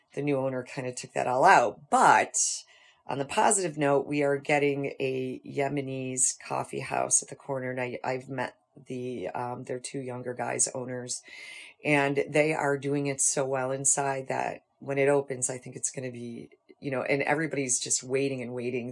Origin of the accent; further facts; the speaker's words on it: North Tonawanda, New York, United States; I grew up in North Tonawanda, and I went to Buff State College